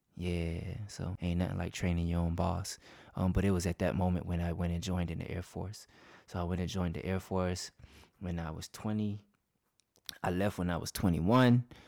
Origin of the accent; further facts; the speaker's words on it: Crescent, Georgia, United States; Downtown Crescent, that's my hometown.